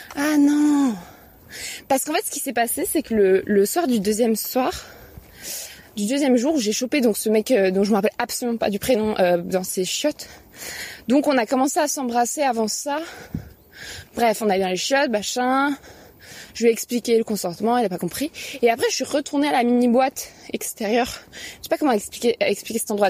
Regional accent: Paris, Île-de-France, France; je suis une bonne parisienne bourgeoise

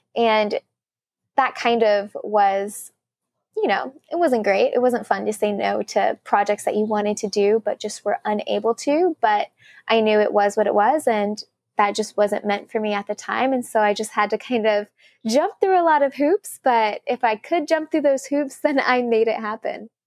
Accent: Sugar Land, Texas, United States; moved away as an adult; also born or lived in Korea; now in New York, United States; my hometown, which when I tell people I'm from Sugarland

